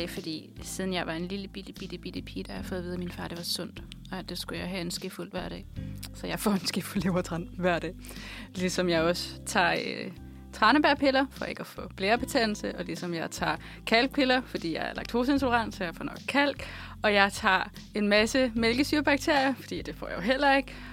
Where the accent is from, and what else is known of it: Silkeborg, Central Denmark Region, Denmark; now in Copenhagen, Denmark